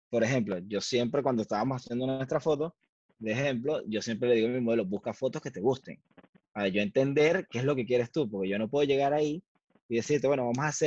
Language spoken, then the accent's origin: Spanish; Valencia, Carabobo, Venezuela; moved away; yo soy de Valencia